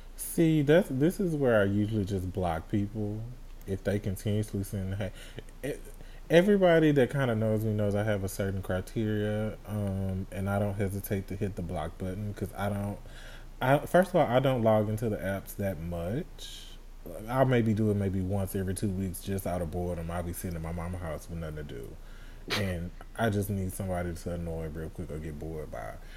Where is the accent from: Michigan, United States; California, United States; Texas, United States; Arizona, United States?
Texas, United States; Houston; I'm from Houston